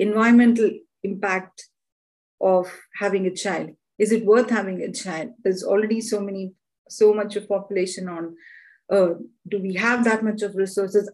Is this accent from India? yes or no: yes; India; now in London, United Kingdom; I live in London and I'm originally from India